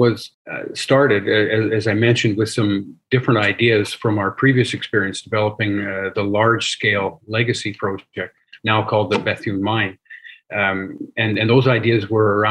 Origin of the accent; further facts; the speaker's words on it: Saskatchewan, Canada; I'm an engineer, born and raised in Saskatchewan, spent essentially my entire career in Saskatchewan